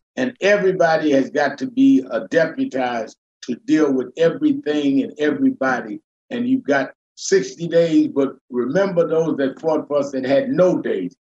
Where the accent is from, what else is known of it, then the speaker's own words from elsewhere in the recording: New York City, New York, United States; I grew up in the North, raised in Brooklyn, New York